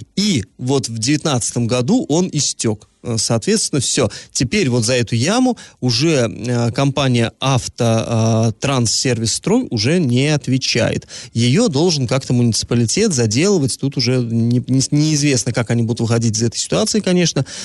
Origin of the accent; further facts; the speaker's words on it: Orsk, Orenburg Oblast, Russia